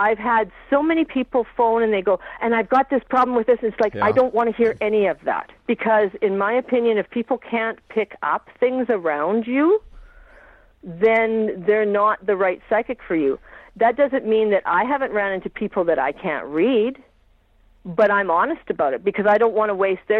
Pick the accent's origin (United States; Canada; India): Canada; Vancouver Island, British Columbia; now in Saskatchewan, Canada; I grew up on Vancouver Island